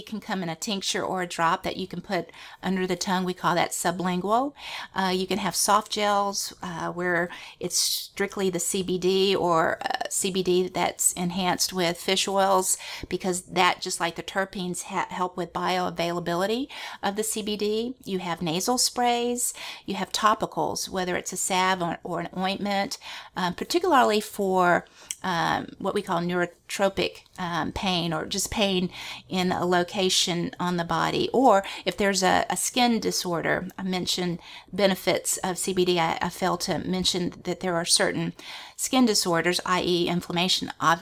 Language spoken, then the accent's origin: English; Louisiana, United States; we're from Louisiana